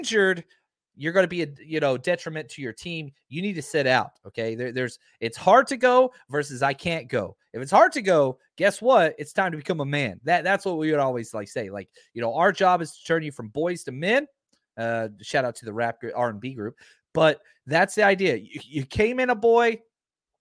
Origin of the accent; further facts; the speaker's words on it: Dallas, Texas, United States; born and raised in Dallas, Fort Worth area